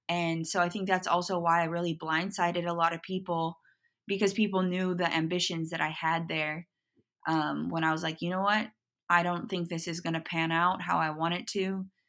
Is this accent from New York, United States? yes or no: no; Portland, Oregon, United States; moved away as an adult; also born or lived in Los Angeles; I grew up in Portland.